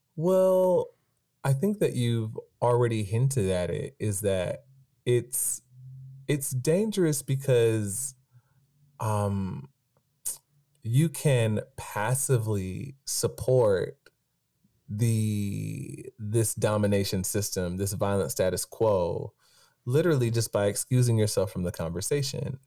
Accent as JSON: {"language": "English", "town": "Stone Mountain", "region": "Georgia", "country": "United States", "tie": "born or raised there", "said": "I grew up in Stone Mountain, Georgia"}